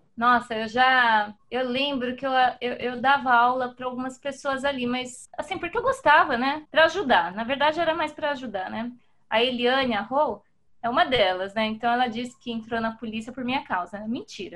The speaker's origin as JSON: {"language": "Portuguese", "country": "Brazil", "said": "como brasileira"}